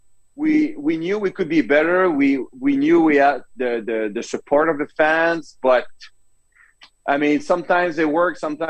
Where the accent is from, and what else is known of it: Canada; accent: French; English is a second language